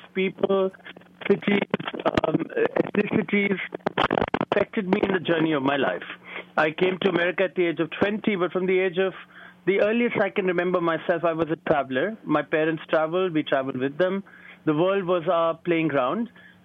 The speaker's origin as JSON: {"language": "English", "town": "New Delhi", "region": "Delhi", "country": "India", "tie": "born or raised there", "moved": "as an adult", "lives_now": "New York City, United States", "said": "the energy that and the sophistication that I grew up with in New Delhi"}